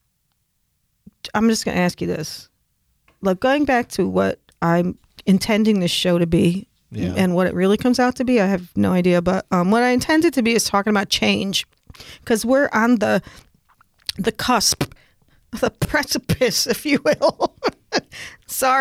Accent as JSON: {"language": "English", "region": "New York", "country": "United States", "tie": "born or raised there", "said": "When I was a kid, I'm from New York State"}